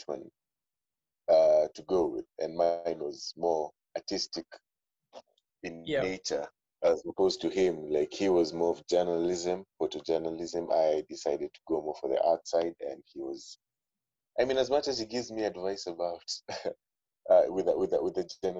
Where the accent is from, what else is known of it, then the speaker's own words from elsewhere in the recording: Nairobi, Kenya; I grew up in Nairobi, man. Fully Nairobi.